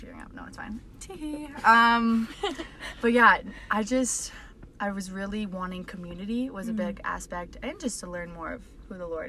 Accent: Minnesota, United States; I'm from Minnesota

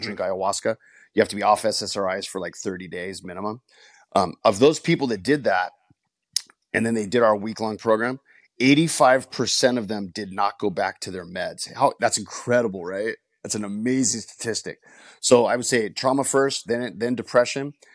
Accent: Los Angeles, California, United States; grew up in a rough area of Northeast L

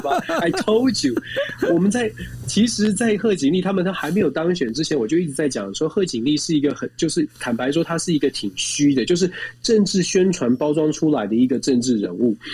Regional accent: Taiwan; 我们在在台湾，我们是在民主国家长大的。

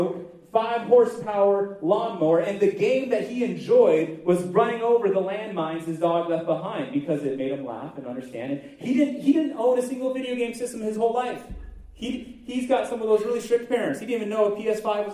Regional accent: United States; I'm American, I live here in the great United States

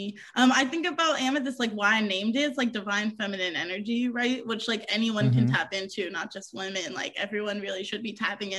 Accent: New York, United States; born there; I bounced around through a lot of cities. I was born outside of New York City, around here.

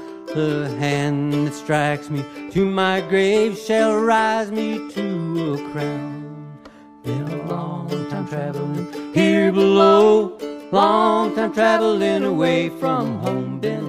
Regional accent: Chicago, Illinois, United States; also born or lived in Kansas; Well, I was born in Chicago in 1954, and we moved to Kansas almost immediately, and I was there till about 1960.

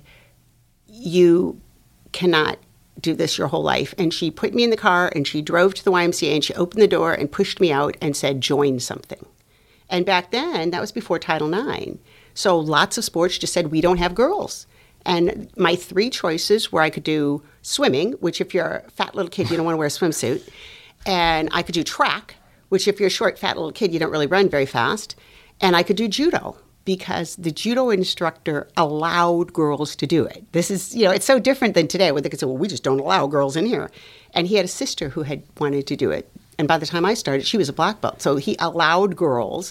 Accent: Los Angeles, California, United States; moved away as an adult; also born or lived in North Dakota / Venezuela; I am Latina from Los Angeles.

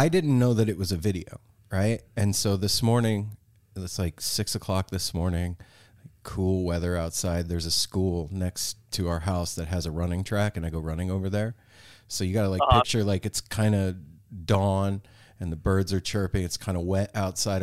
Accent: Las Vegas, Nevada, United States; moved away as an adult; now in Pacific Northwest, United States; growing up and living in Vegas, I never felt at home there.

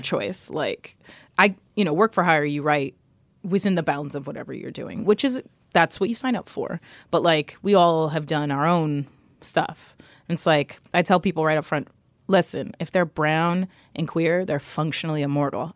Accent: New York City, New York, United States; I grew up in New York City. I grew up in the Lower East Side

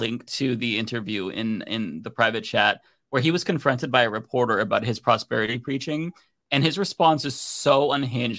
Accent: United States; as an American

